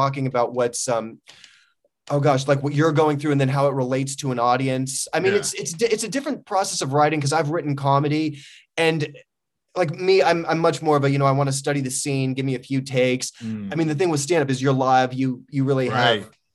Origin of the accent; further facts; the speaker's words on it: Los Angeles, California, United States; I grew up in Sherman Oaks